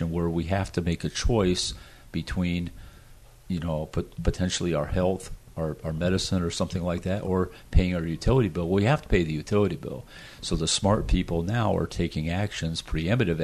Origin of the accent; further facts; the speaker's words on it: United States; being an American